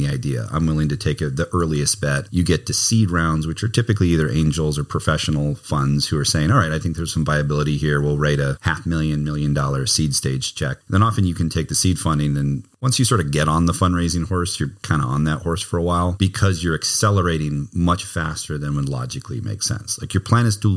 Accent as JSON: {"language": "English", "region": "Hawaii", "country": "United States", "tie": "born or raised there", "moved": "yes", "said": "My wife and I are both born and raised in Hawaii"}